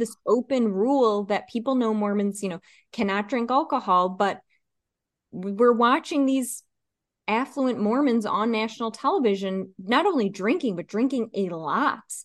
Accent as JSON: {"language": "English", "region": "East Coast", "country": "United States", "said": "I'm from the East Coast"}